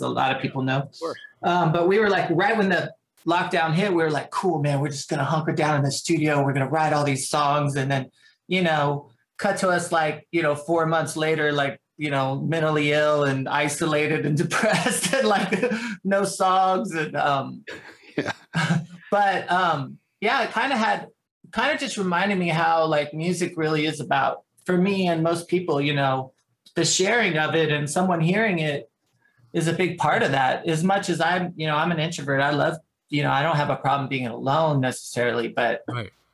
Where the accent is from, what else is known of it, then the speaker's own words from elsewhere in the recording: San Antonio, Texas, United States; also born or lived in Austin; I grew up in the San Antonio music scene